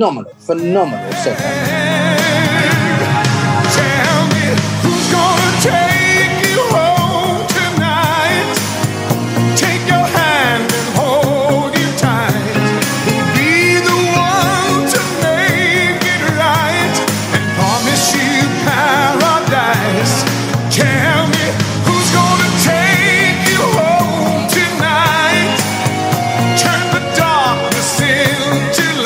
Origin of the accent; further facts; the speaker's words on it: England, United Kingdom; when I grew up in England